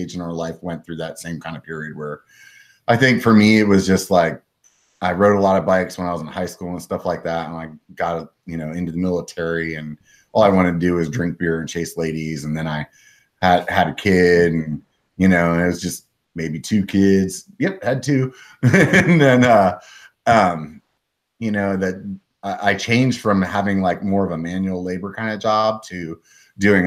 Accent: South Central Pennsylvania, United States; now in California, United States; I'm from South Central PA

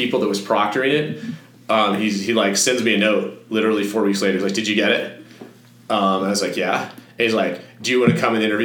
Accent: Fort Collins, Colorado, United States; moved away as an adult; I grew up in Fort Collins

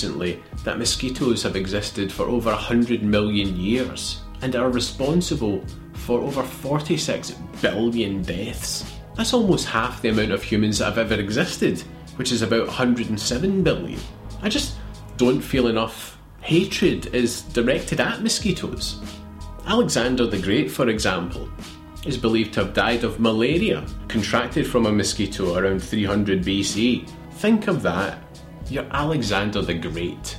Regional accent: Scotland, United Kingdom; moved away as an adult; now in Australia; having been born and brought up in Scotland.

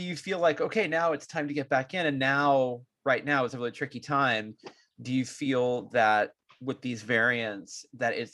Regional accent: San Francisco, California, United States; I'm from San Francisco

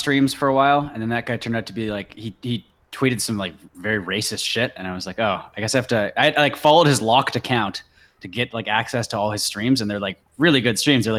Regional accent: Canada; we're all Canadian on here

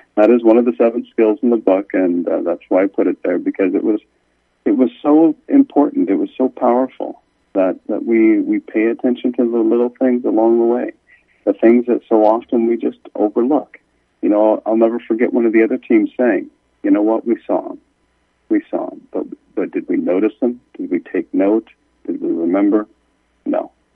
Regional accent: Kansas City, United States; we grew up in Kansas City

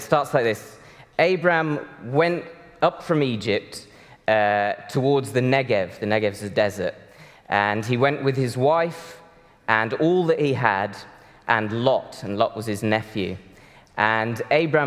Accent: Brazil; moved away; Deb and I grew up in Brazil

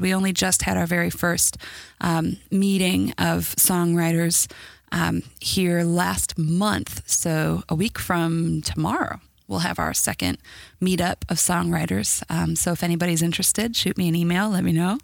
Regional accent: Chicago, Illinois, United States; moved away as an adult; now in Indiana, United States; I'm from Chicago originally and lived there up until last year

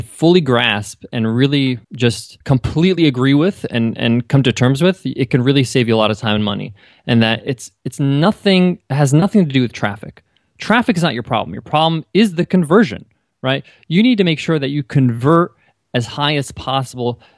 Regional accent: New York, United States; I grew up in New York, and, uh, my parents are Egyptian

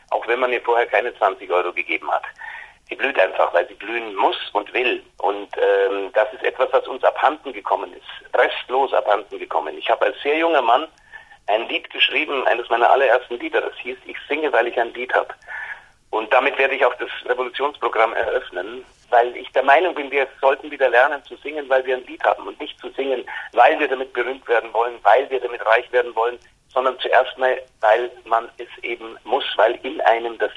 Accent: Bavaria, Germany; weil ich meine, als Bayer äh, äh, bin ich natürlich dem, dem guten Ludwig schon sehr zugewandt.

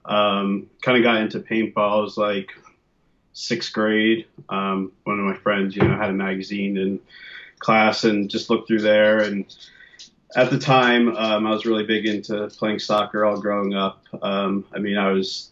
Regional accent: New Jersey, United States; moved away as an adult; also born or lived in Pennsylvania / Washington, D.C.; now in San Francisco, United States; I grew up in New Jersey

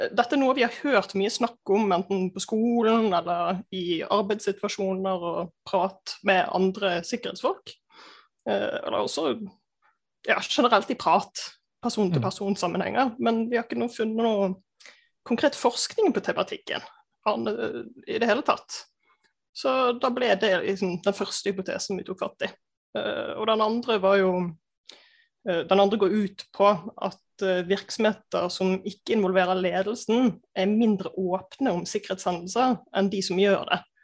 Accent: Bergen, Vestland, Norway; moved away; also born or lived in Gjøvik; kommer fra Bergen

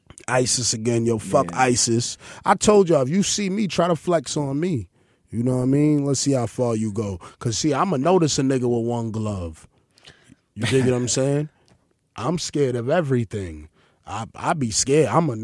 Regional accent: Honduras; You know, Honduras. Yeah. I'm from Honduras. I identify as black

